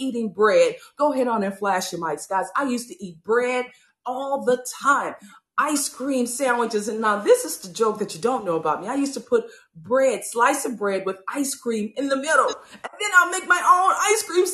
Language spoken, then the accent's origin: English; New Orleans, Louisiana, United States; growing up from New Orleans, Louisiana